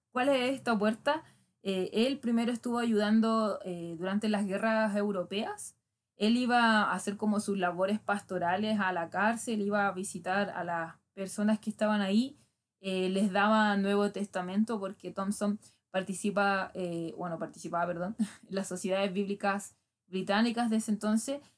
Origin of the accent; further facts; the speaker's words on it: Chile; yo soy chilena